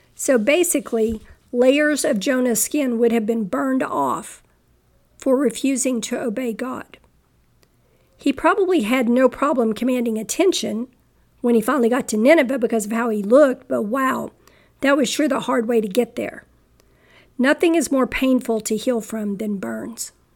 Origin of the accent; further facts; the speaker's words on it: Texas, United States; I'm a Texan